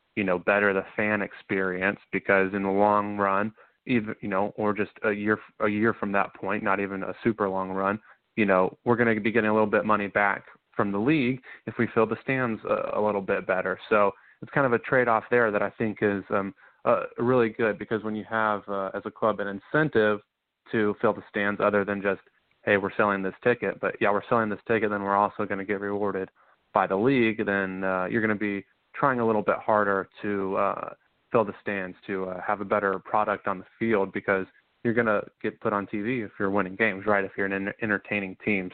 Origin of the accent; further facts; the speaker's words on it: Charlotte, North Carolina, United States; I'm from Charlotte, North Carolina